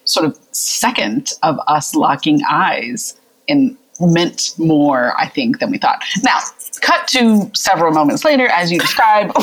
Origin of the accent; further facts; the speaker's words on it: the South, United States; also born or lived in central Pennsylvania; now in Pennsylvania, United States; I'm really proud of being a Southerner